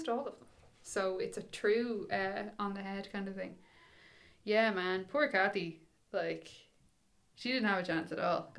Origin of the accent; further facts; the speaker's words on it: Dublin, Leinster, Ireland; I grew up in Dublin